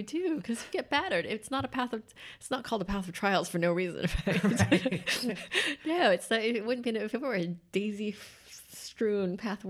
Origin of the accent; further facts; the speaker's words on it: Santa Maria, California, United States; Santa Maria, California.